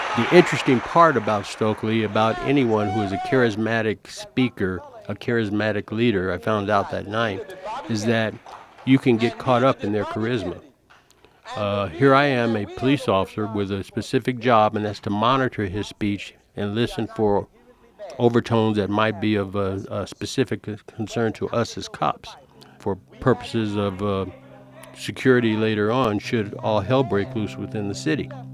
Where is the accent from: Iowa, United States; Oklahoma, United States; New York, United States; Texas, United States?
Texas, United States; El Paso; born or raised there; also born or lived in Chicago, Illinois